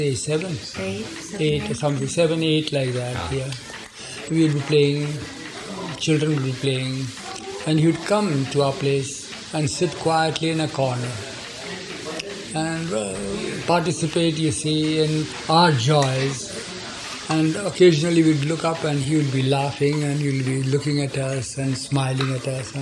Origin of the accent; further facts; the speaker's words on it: Nagpur, Maharashtra, India; moved away; we are from Nagpur